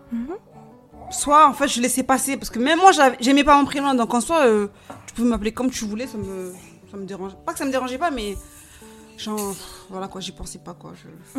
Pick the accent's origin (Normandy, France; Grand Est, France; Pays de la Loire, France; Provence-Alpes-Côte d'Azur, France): Provence-Alpes-Côte d'Azur, France; Marseille; now in Montigny-lès-Cormeilles, France; j'ai grandi à Marseille. Dans le sud